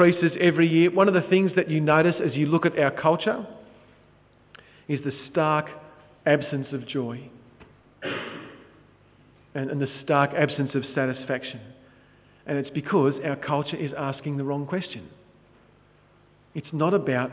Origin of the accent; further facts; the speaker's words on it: Sydney, New South Wales, Australia; I'm an idiot from Sydney